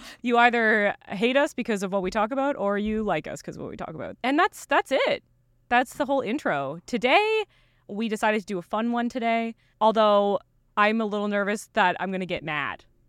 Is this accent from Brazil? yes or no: no; Eastern Canada, Canada; Sarah and I grew up together in Eastern Canada